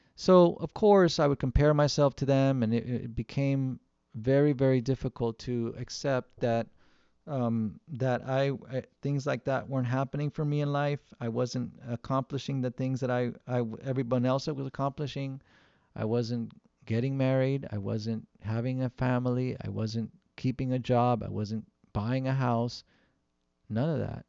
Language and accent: English; Southern California, United States; we live in Southern California, where we grew up in Southern California